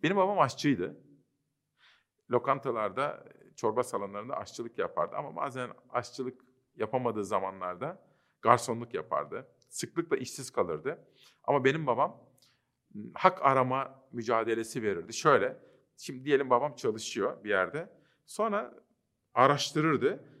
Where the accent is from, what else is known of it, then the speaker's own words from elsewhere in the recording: Kütahya, Turkey; also born or lived in Simav; Memleketim Kütahya'da